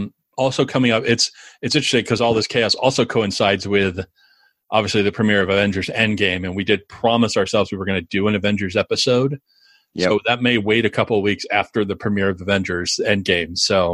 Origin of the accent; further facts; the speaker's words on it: Phoenix, Arizona, United States; now in Atlanta, United States; But then I'm coming from Phoenix where ranch homes are kind of the thing, like two-story houses are a little rarer.